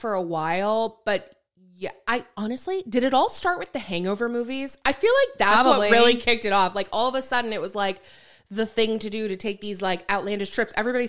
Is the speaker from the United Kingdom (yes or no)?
no; Canada; which we are from Canada already, so the plane ticket was $700